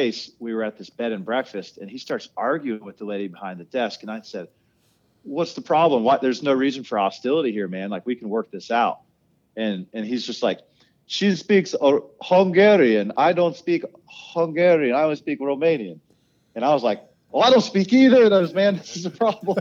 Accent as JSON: {"language": "English", "region": "Ohio", "country": "United States", "said": "I'm from a place called Ohio, and we don't have hills that go like straight up for 10 minutes"}